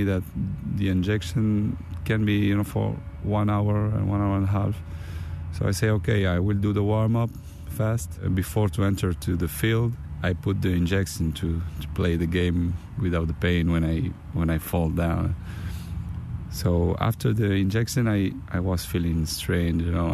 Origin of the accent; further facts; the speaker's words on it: Canada; English is a second language; now in Spain; I was born in Canada.